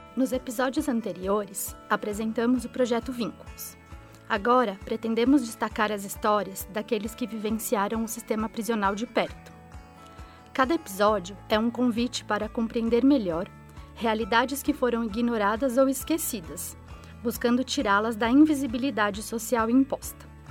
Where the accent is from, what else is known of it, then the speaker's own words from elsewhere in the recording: Limeira, São Paulo, Brazil; sou da cidade de Limeira, São Paulo